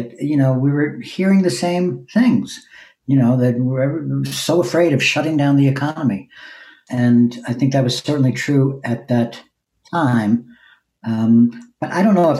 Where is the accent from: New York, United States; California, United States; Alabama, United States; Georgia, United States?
New York, United States; Long Island; moved away as an adult; also born or lived in East Village, New York City; now in Brooklyn, United States; then we moved to Long Island when I was eight. So I spent my real formative years in Long Island